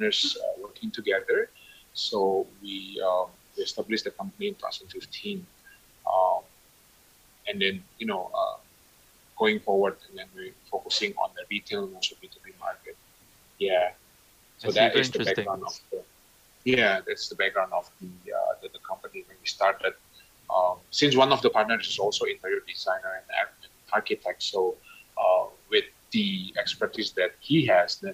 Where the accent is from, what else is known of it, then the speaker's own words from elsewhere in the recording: Indonesia; moved away; also born or lived in Canada; I was away from Indonesia for quite some time. I think I've been living in Canada for 10 years, and you know, moving back to Indonesia